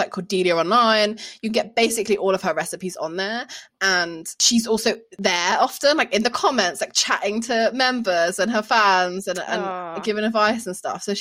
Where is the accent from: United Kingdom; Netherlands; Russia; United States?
United Kingdom; Birmingham, West Midlands; I grew up in Birmingham